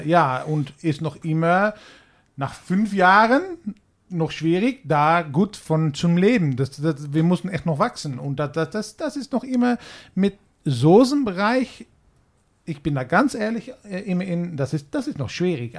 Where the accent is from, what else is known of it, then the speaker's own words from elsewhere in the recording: Netherlands; German is a second language; wir haben in Holland